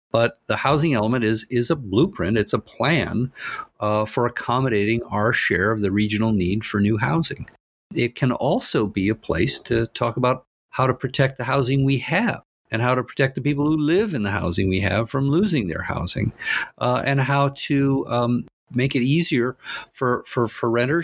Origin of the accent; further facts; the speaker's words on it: Pasadena, California, United States; I grew up in Pasadena. I'm proud of Pasadena. Pasadena has shaped me.